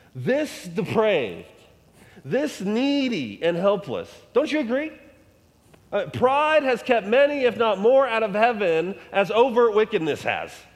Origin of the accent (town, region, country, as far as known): United States